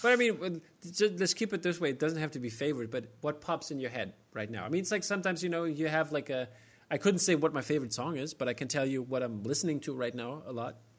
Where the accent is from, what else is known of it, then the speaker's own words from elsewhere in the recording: Germany; accent: German American; I just stick to my German American accent